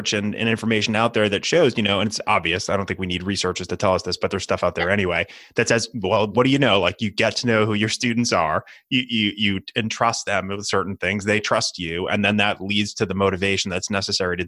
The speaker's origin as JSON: {"language": "English", "region": "New Hampshire", "country": "United States", "tie": "born or raised there", "said": "my home state of New Hampshire"}